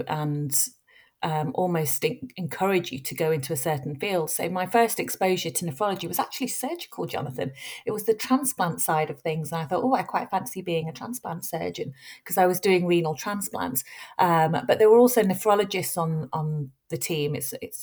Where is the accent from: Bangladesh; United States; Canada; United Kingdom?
United Kingdom; Bury, North West England; I'm from Bury, which is a little town in the north of Manchester. So I've grown up there, and my entire education has been at Manchester